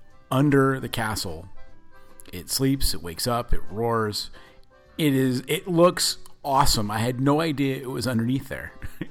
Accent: Northern California, United States; growing up in Northern California

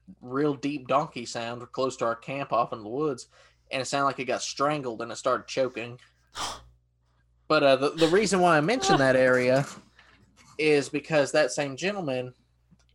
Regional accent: East Tennessee, United States; my hometown in East Tennessee.

